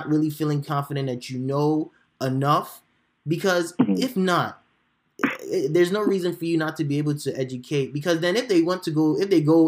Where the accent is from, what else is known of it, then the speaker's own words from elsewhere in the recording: Chicago, Illinois, United States; I grew up in Chicago as well. So we're all Chicagoans.